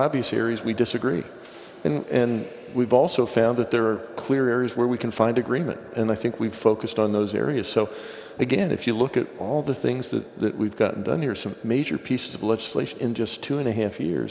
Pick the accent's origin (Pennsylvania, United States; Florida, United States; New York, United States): Pennsylvania, United States; I grew up in Pennsylvania